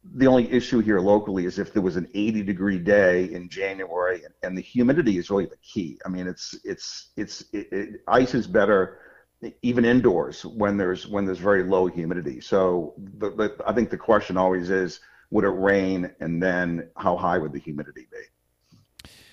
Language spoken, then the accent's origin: English; outside of Boston, Massachusetts, United States; I grew up outside of Boston